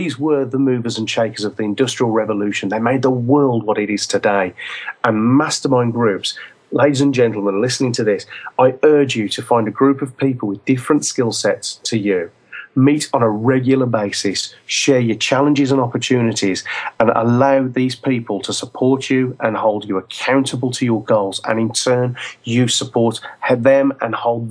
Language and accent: English; England, United Kingdom; we're English